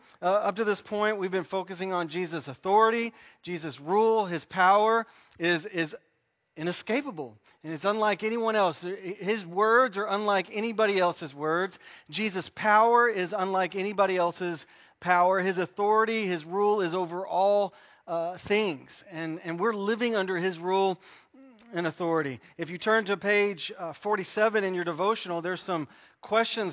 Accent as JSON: {"language": "English", "country": "United States", "said": "We're American"}